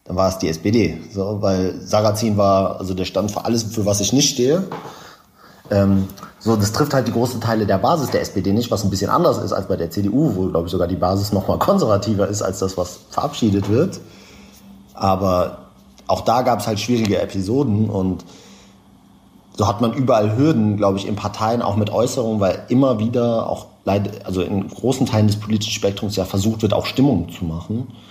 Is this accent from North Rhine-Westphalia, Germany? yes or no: yes; Essen, North Rhine-Westphalia, Germany; Also ich glaube, ich bin abseits